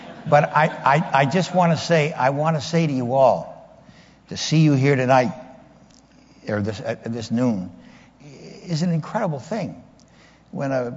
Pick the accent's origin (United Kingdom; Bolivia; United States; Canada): Canada; Windsor, Ontario; also born or lived in Ottawa; we would travel back and forth between my hometown of Windsor and Ottawa